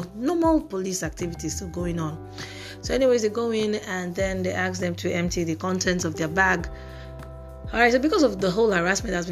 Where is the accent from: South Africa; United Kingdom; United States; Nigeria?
Nigeria; as a Nigerian